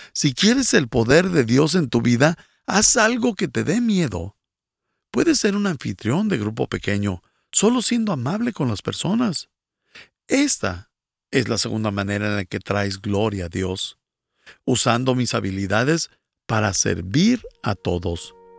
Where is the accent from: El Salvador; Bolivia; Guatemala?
Bolivia; soy de Bolivia